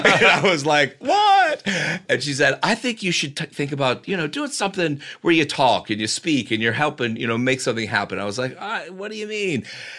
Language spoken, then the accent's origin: English; Cincinnati, Ohio, United States; Cincinnati, Ohio.